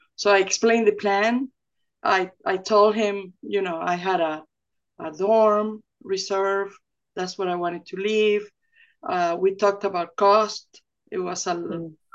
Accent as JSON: {"language": "English", "region": "Zulia", "country": "Venezuela", "tie": "born or raised there", "said": "to grow up in Venezuela"}